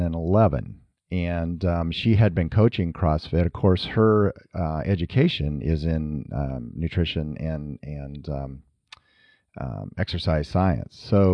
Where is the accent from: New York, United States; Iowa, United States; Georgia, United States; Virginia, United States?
Iowa, United States; We're from Northern Iowa and, you know, we farmed up there and of course you're active on the farm.